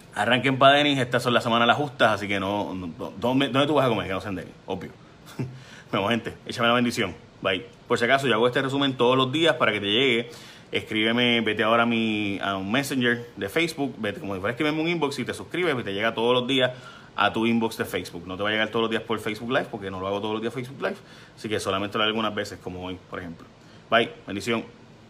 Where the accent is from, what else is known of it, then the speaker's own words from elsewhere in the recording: Puerto Rico; somos ciudadanos americanos que viven en Puerto Rico